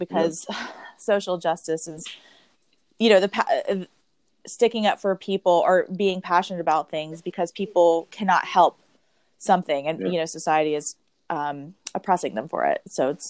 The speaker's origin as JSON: {"language": "English", "region": "Georgia", "country": "United States", "said": "You know, I'm from Georgia, and you know, I spend so much of my time in West Baltimore."}